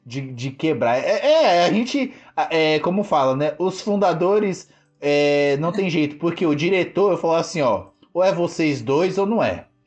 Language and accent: Portuguese; São Paulo, Brazil; eu sou da quebrada, assim, uma favela, para quem não me conhece, né? Sou da, da região do Grajaú, extremo sul do Grajaú, ali da zona sul de São Paulo